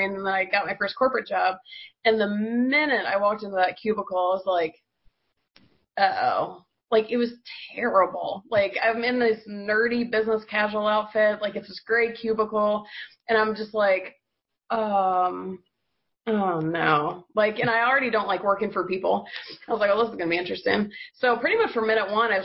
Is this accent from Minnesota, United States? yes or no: no; Georgia, United States; I'm from Georgia